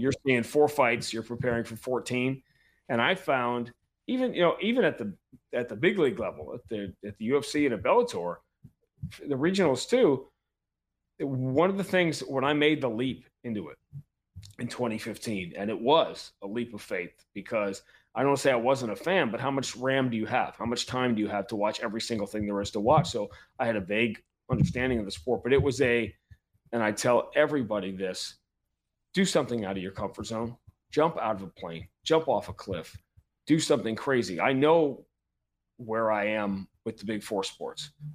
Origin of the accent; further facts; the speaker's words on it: New York, United States; moved away; I'm a Northeast kid. I grew up in New York